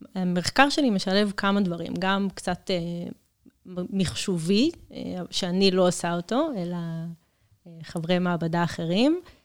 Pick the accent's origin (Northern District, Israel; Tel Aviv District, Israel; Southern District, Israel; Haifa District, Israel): Southern District, Israel; Kiryat Gat; moved away as an adult; במקור אני מקריית גת